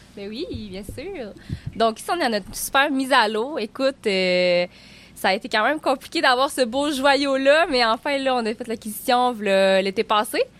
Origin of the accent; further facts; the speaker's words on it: Baie-Comeau, Quebec, Canada; j'ai grandi à Bécomo.